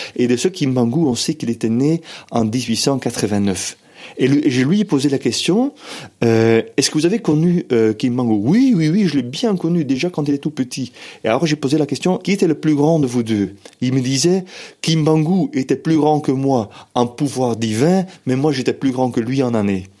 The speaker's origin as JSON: {"language": "French", "region": "Flanders", "country": "Belgium", "first_language": "Dutch", "second_language": "French", "moved": "yes", "lives_now": "Brussels, Belgium", "said": "moi, je suis flamand, je suis belge d'expression euh, néerlandophone, et je viens d'une région où"}